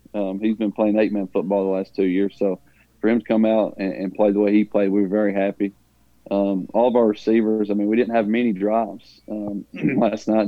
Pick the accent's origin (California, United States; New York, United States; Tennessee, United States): Tennessee, United States; Huntland; growing up in Huntland and going to Huntland, which is a small